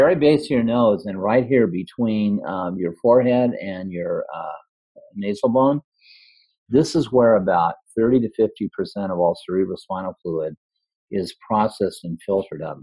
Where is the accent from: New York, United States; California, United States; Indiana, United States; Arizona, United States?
California, United States; Redondo Beach; now in Iowa, United States; I actually grew up in California, but because of the meditation community in Iowa, I moved here. I moved from Redondo Beach to Iowa